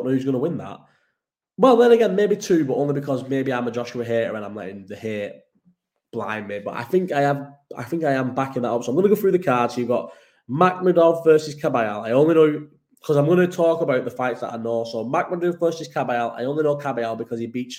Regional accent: Bolton, North West England, United Kingdom; I'm from Bolton

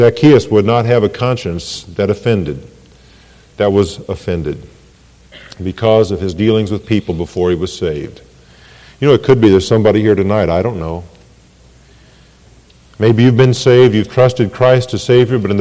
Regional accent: Ireland; I am Irish. I'm glad I'm Irish.

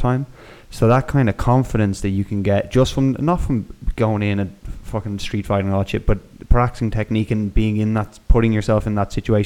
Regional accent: Ireland; moved away as an adult; also born or lived in Canada; now in Spain; this is just from me growing up now in Ireland, fighting's a big part of like growing up in Ireland

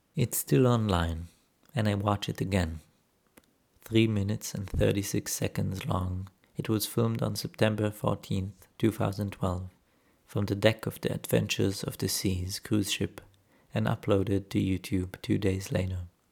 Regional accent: Jerusalem, Jerusalem District, Israel; moved away as an adult; now in Berlin, Germany; Growing up in Jerusalem

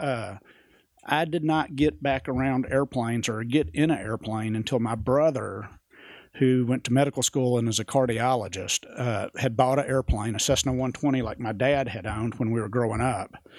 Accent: Jonesboro, Arkansas, United States; accent: West Coast; also born or lived in Tunica, Mississippi / Baghdad, Arizona; I was born in Jonesboro, Arkansas

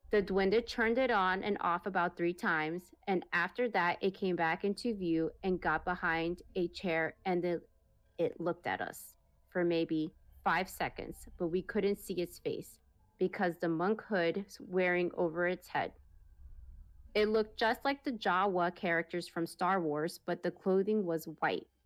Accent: Peru; English is a second language; I'm originally from Peru. So please forgive my grandma. forgive my grammar.

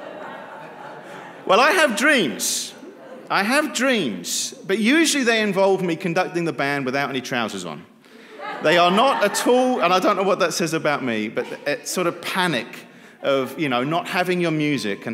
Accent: England, United Kingdom; moved away as an adult; now in Gwinnett County, Georgia, United States; growing up in England, Christmas was a little bit different

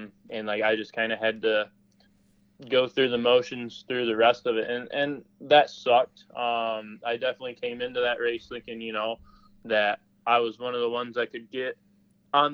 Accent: Sterling, Illinois, United States; So I grew up in Illinois. So the part of Illinois that I grew up in was called the city was called Sterling

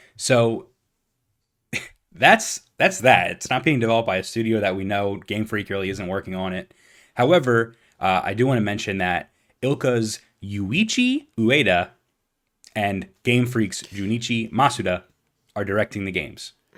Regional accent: Philadelphia, Pennsylvania, United States; we're from Philadelphia

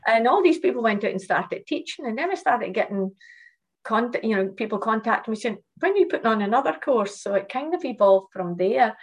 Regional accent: Shetland Islands, Scotland, United Kingdom; moved away; also born or lived in Malaysia; I lived in a small island. I came, I came from Shetland. I come from Shetland Islands, um, and a small community where um, everyone knew everyone at school.

